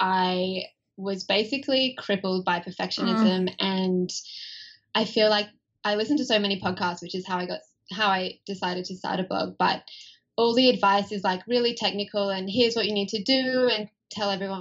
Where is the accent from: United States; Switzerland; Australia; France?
Australia; accent: Australian; you can probably tell from my accent that I'm Australian